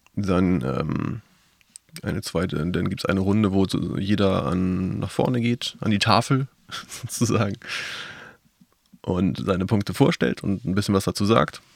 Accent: Northern Germany, Germany; ich als Norddeutscher

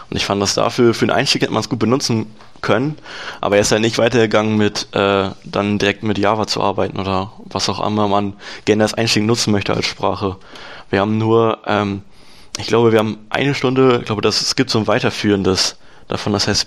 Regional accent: Lower Saxony, Germany; ich komme ja aus der Gegend Lastrup-Löning da in der, also der Ort, wo ich wohne, heißt Norwegen. Äh, sehr kleiner Ort.

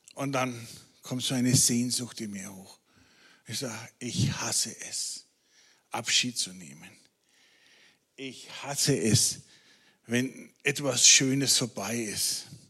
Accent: Franconia, Bavaria, Germany; Als Franke

